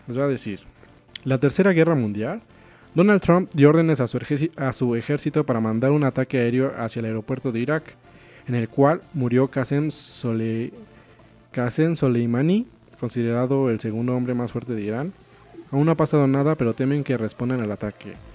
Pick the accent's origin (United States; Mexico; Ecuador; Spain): Mexico; para los que somos de México